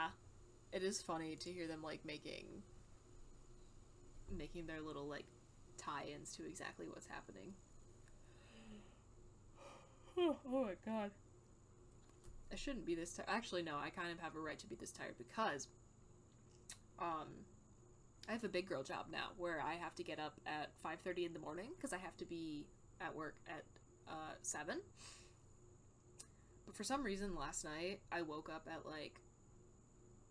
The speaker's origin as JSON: {"language": "English", "country": "United States", "said": "I'm an American"}